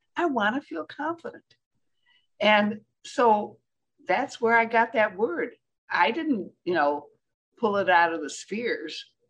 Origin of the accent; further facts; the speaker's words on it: Michigan, United States; I'm from Michigan